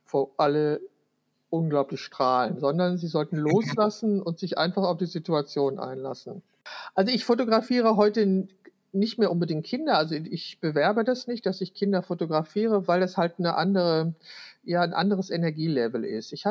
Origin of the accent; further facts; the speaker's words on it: Wülfrath, North Rhine-Westphalia, Germany; Wülfrath ist meine Geburtsstadt, also da wo ich 20, 21 Jahre gelebt habe